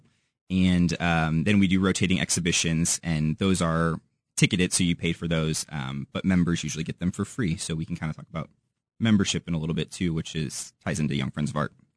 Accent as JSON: {"language": "English", "town": "St. Louis", "region": "Missouri", "country": "United States", "also_born_or_lived": "Warrensburg, Missouri", "moved": "yes", "lives_now": "Kansas City, United States", "said": "I'm from Saint Louis originally"}